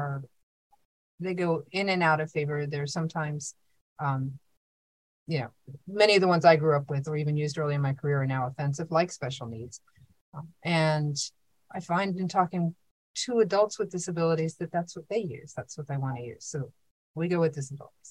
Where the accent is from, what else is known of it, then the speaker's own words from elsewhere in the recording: Pittsburgh, Pennsylvania, United States; moved away; also born or lived in Brooklyn; I grew up in Pittsburgh